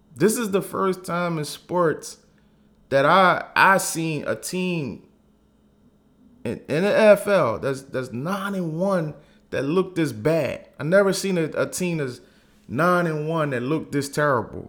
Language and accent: English; Philadelphia, Pennsylvania, United States; I am from Philly, born and raised